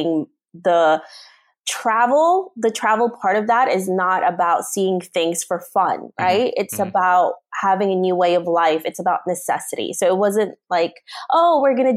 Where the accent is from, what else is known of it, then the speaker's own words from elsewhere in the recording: New York City, New York, United States; also born or lived in Roxas City, Philippines / Florida; I grew up in New York City.